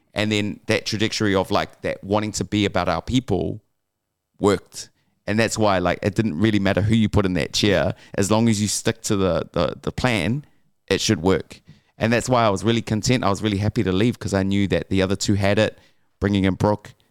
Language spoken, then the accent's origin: English; Auckland, New Zealand; growing up in West Auckland